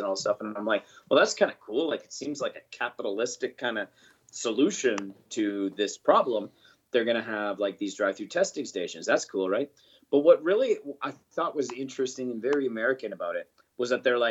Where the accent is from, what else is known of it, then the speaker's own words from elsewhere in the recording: Canada; I'm a Canadian. I'm glad I live here.